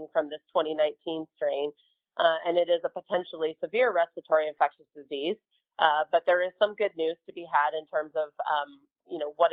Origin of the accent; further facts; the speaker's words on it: Colorado, United States; I'm from Colorado